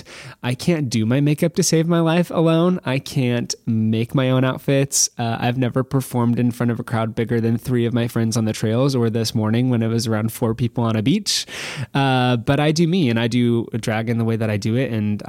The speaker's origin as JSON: {"language": "English", "region": "Nebraska", "country": "United States", "tie": "born or raised there", "said": "Born and raised, middle of nowhere, cornfield America, but love it so much."}